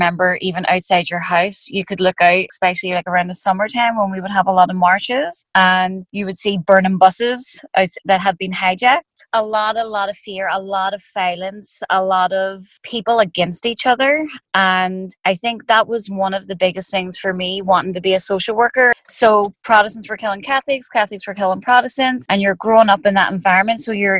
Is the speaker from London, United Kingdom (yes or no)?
no; Belfast, Northern Ireland, United Kingdom; I grew up in Northern Ireland, and, you know, a lot of people know, some people don't know, but growing up, there was a war going on. And so where I lived, it was in West Belfast